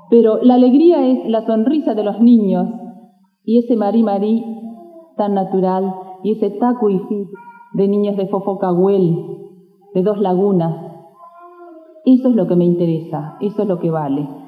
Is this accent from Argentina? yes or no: yes; Argentina